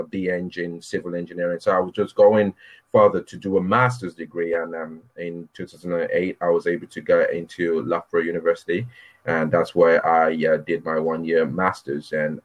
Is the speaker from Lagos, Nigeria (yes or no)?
no; Minna, Niger State, Nigeria; moved away as an adult; also born or lived in Birmingham, United Kingdom; now in United Kingdom; we moved out back to Nigeria in the early 80s